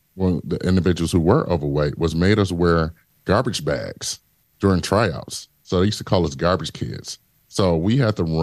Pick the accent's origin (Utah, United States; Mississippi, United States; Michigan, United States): Michigan, United States; Detroit; Growing up in Detroit was rough